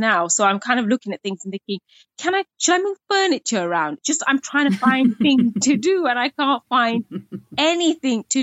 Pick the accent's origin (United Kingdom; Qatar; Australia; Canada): United Kingdom; growing up as a British Bangladeshi Muslim woman